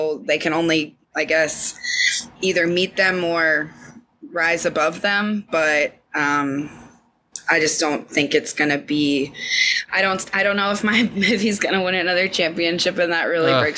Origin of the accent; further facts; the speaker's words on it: England, United Kingdom; Now I'm English, you twat.